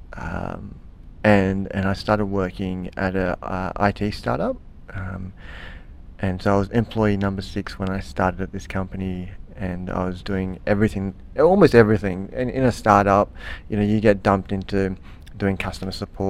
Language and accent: English; Canberra, Australian Capital Territory, Australia; Living in Canberra, growing up in Canberra, and living the Canberra kind of lifestyle as a young person